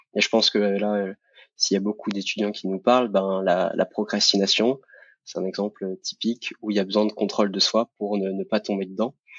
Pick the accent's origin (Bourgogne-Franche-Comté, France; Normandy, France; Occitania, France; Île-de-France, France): Occitania, France; Montpellier; j'habite actuellement à côté de Montpellier. je suis né là-bas, donc je suis un sudiste et fier de l'être